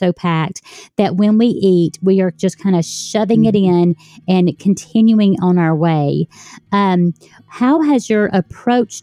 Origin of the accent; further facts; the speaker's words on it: Deep South, United States; I grew up in the Deep South